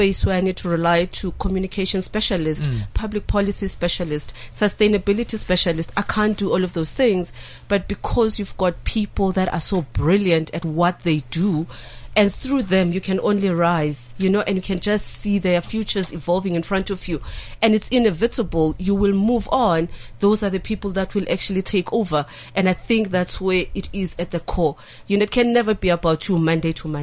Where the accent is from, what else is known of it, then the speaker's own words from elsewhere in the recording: Soweto, Gauteng, South Africa; I grew up in Soweto.